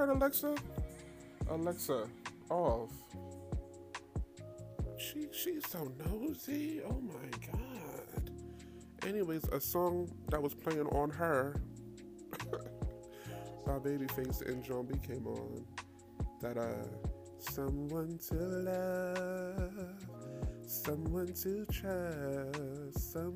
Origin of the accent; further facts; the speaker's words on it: New York, United States; I'm from New York.